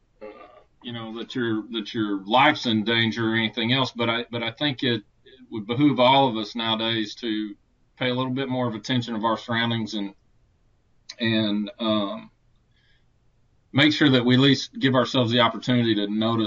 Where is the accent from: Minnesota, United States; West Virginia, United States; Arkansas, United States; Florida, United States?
Arkansas, United States; Conway; here in my hometown of Conway, Arkansas. This is where I live